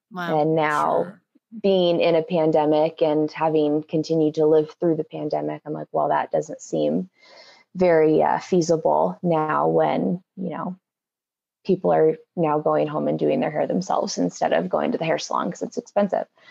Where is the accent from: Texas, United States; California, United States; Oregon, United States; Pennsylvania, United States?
Oregon, United States; Albany; moved away as an adult; also born or lived in Eugene, Oregon / Portland, Oregon; now in Denver, United States; I was born and raised in Albany, Oregon